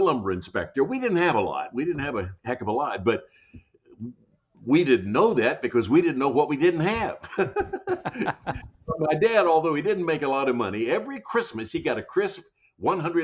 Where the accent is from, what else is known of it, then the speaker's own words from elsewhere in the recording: Jackson, Tennessee, United States; moved away; also born or lived in Hollywood; When I was growing up as a kid in Jackson, Tennessee, my hometown